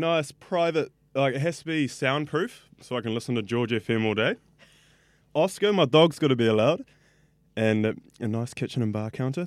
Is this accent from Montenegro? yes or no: no; Auckland, New Zealand; I grew up in West Auckland